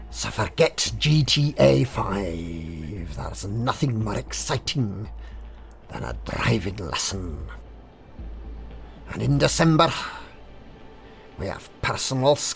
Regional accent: Glasgow, Scotland, United Kingdom; I wear tartan trousers, and I come from Glasgow. Can you tell?

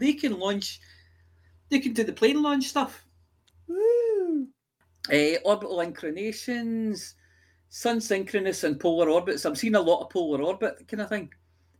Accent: Glasgow, Scotland, United Kingdom; I'm in Scotland, I'm Glaswegian

